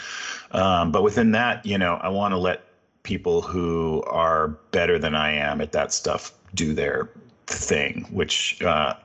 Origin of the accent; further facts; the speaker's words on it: California, United States; I grew up in California